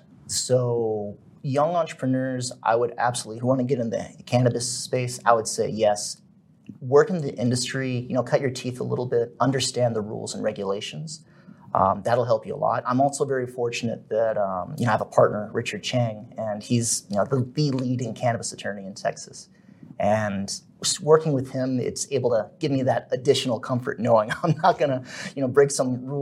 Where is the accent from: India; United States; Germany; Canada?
Germany; born there; So I was born in Germany, and I'm half German, and that provided the opportunity for me to do some business in Germany.